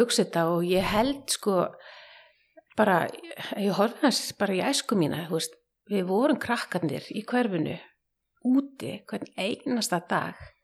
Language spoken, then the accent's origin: Icelandic; Hafnarfjörður, Capital Region, Iceland; moved away as an adult; now in Reykjavík, Iceland; ég er semst að dólst upp í Hafnafyrði í hrauninu þar